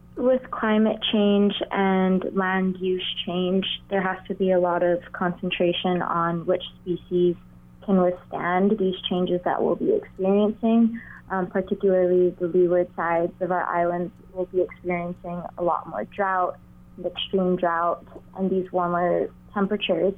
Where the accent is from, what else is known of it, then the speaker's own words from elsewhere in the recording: Honolulu, Hawaii, United States; I grew up in Honolulu, Hawaii